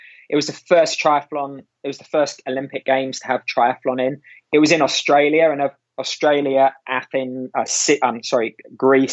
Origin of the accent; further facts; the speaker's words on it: London, United Kingdom; growing up in West London, it was very much a running culture around Bushy Park, Hampton, Teddington